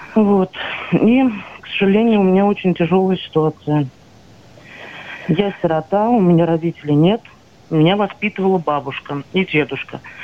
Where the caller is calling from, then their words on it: Saratov, Saratov Oblast, Russia; Я вам звоню из Саратова